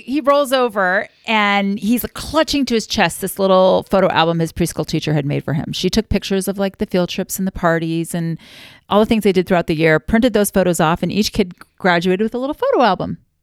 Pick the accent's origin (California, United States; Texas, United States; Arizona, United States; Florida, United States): Florida, United States; moved away as an adult; now in Utah, United States; We moved our family from Florida, where I am from and where I love, like, three minutes from the beach, moved to Utah